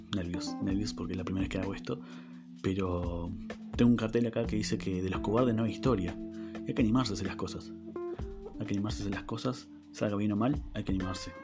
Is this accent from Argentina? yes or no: yes; Neuquén, Argentina; soy de la ciudad de Neuquén Capital, al sur del país de Argentina. Eh, tengo 25 años, como les dije, nací acá en Neuquén, criado